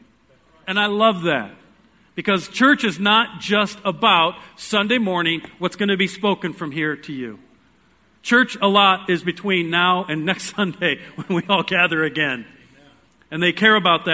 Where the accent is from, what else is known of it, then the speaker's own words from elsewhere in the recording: Iowa, United States; I am from Iowa.